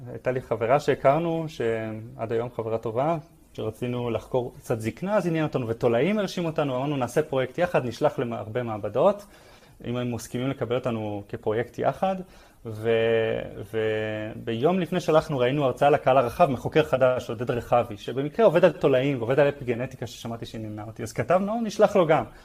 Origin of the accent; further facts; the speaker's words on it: Tel Aviv, Tel Aviv District, Israel; also born or lived in Hod HaSharon / Netanya; אה, אני גדלתי בתל אביב ובהוד השרון. דווקא בתקופה עם דוד שלי היינו, גרנו עוד בנתניה, עברתי הרבה מקום.